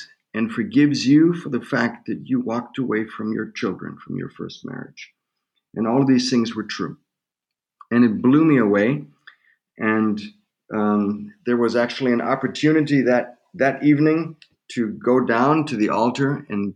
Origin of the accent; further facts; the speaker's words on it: Germany; moved away as an adult; also born or lived in United States / Tulsa, Oklahoma / St. Louis; I was born in Germany and spent half of my life in Germany and half of my life in the U.S.